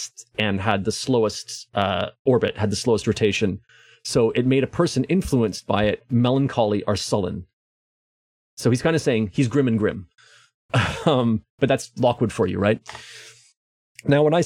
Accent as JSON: {"language": "English", "country": "Canada", "accent": "Canadian", "said": "my Canadian accent"}